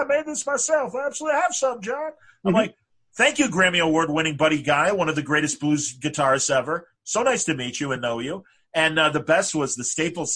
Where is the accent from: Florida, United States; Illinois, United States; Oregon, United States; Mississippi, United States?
Illinois, United States; Wilmette; my hometown, Wilmette, Illinois, okay. Suburban Chicago.